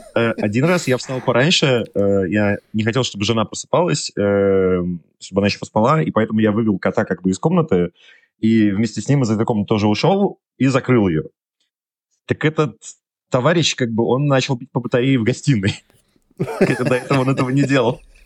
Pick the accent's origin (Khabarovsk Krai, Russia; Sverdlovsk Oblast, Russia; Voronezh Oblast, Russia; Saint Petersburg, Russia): Saint Petersburg, Russia; Я сам из Петербурга вообще изначально.